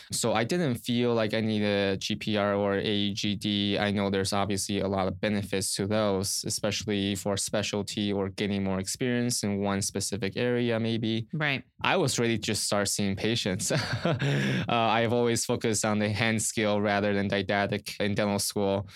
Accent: Orange County, Southern California, United States; also born or lived in Riverside, California; I grew up in Southern California around Orange County

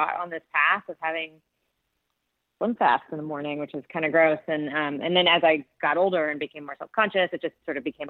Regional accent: Southern California, United States; also born or lived in New York; where I grew up in Southern California

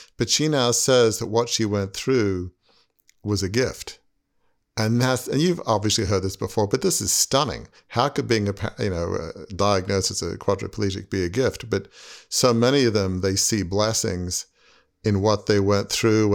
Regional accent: Australia; moved away; growing up in Australia in a big family media business

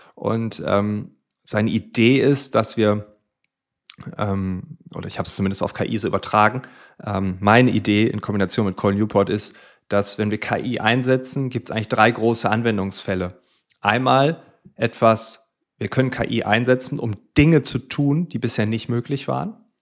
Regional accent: Friesland, Lower Saxony, Germany; ich komme also aus Friesland

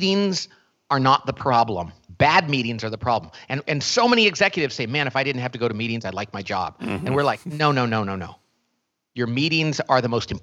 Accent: Bakersfield, California, United States; I grew up in a little part of Oklahoma called Bakersfield, California. So it's a town in California that is far more like Oklahoma

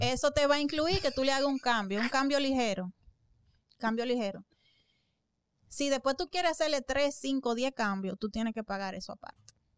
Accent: Santo Domingo, Dominican Republic; allá en Santo Domingo, en mi país

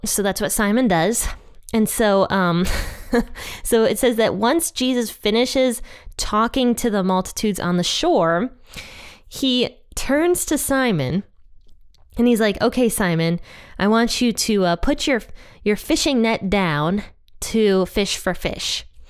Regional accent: Ohio, United States; Ohio has been killing it since the beginning because that's my home state

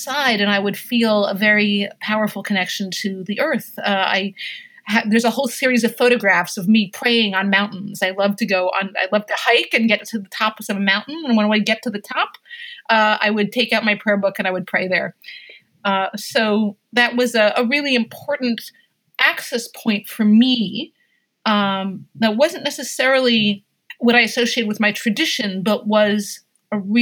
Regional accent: Hudson Valley, New York, United States; I grew up in the Hudson Valley in New York State

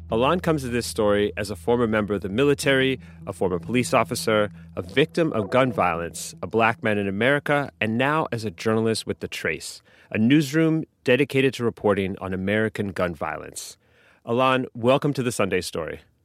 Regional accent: Canada; now in United States; I grew up in Canada, so the culture that I grew up around guns is just very, very different um, from here

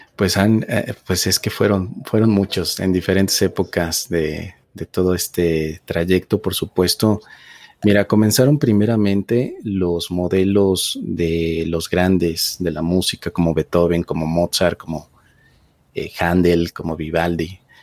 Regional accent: Mexico City, Mexico; yo nací en la Ciudad de México

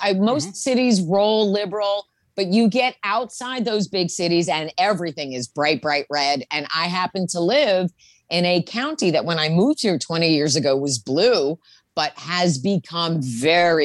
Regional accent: New Jersey, United States; now in Portland, United States; I'm originally from New Jersey, which is the most aggressive place in the entire world. And even 20 years of living here has not gotten any of the Jersey girl out of me.

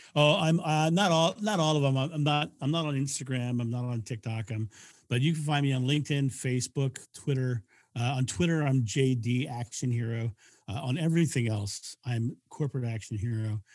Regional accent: United States; I'm, I'm, I'm American

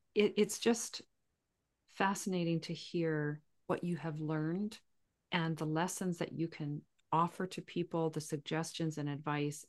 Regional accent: southern Saskatchewan, Canada; I grew up in southern Saskatchewan right on the Montana border

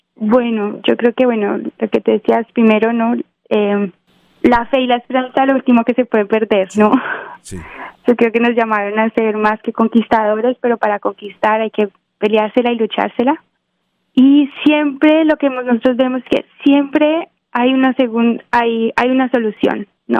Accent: Quindío, Colombia; now in Los Angeles, United States; nací en el Quindío, que es la zona cafetera colombiana. Eh, toda mi familia son caficultores, entonces pues crecí en una finca de café

